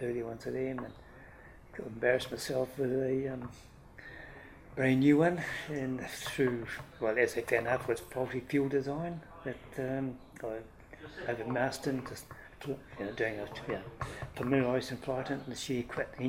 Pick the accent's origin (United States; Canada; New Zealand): New Zealand; Stratford, Taranaki; also born or lived in Hawera; And we moved to the farm north of Stratford. I did most of my schooling in Stratford.